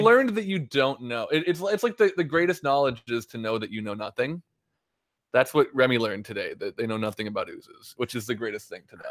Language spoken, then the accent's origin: English; Minnesota, United States; I'm from Minnesota.